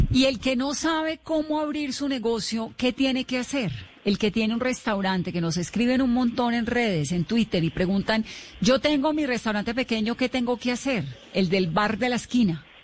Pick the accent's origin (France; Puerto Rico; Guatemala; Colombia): Colombia; Bogotá; Yo creo que los bogotanos estamos listos para gozándolo también.